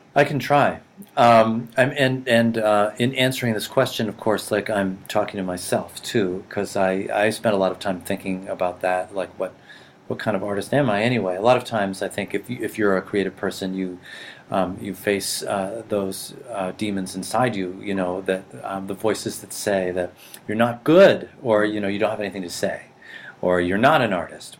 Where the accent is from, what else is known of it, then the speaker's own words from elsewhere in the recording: Boston, Massachusetts, United States; also born or lived in Rhode Island / Japan / California / Montana; I grew up in boston